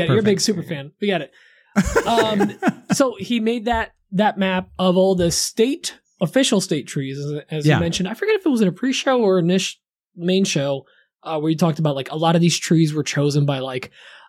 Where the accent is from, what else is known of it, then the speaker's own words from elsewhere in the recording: New Jersey, United States; I'm from Jersey.